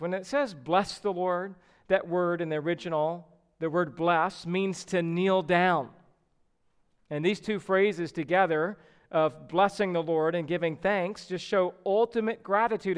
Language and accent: English; the South, United States; growing up in the South